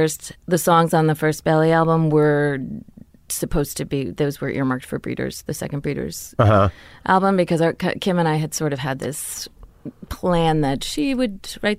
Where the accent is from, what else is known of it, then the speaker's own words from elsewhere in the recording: Newport, Rhode Island, United States; I mean, we're all from Newport, which is a very small place.